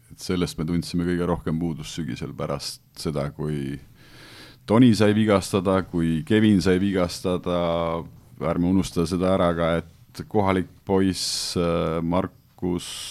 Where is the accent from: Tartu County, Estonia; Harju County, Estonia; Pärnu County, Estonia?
Pärnu County, Estonia; Pärnu; ma olen pärnakas